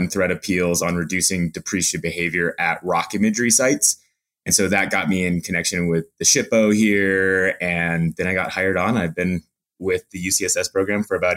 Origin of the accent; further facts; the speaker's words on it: Montana, United States; moved away as an adult; now in Salt Lake City, United States; I grew up in Montana